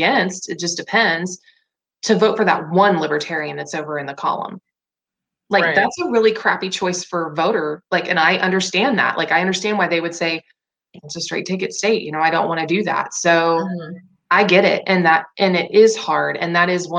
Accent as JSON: {"language": "English", "region": "Indiana", "country": "United States", "also_born_or_lived": "Tennessee", "moved": "yes", "said": "I'm originally from Indiana, and I lived in Tennessee for 5 years too."}